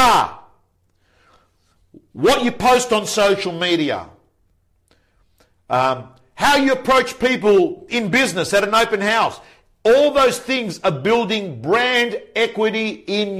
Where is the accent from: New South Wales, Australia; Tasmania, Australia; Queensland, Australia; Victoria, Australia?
New South Wales, Australia; Belmore; I was brought up in Belmore next to each other there, Belmore, Lakemba